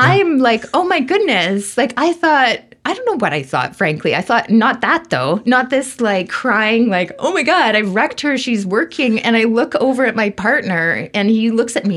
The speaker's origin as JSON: {"language": "English", "town": "Vancouver", "region": "British Columbia", "country": "Canada", "tie": "born or raised there", "said": "I grew up in Vancouver"}